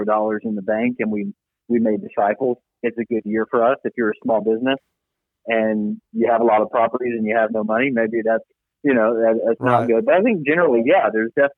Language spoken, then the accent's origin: English; Conyers, Georgia, United States; I was born in Conyers, where my mom worked for my grandfather at an insurance company he started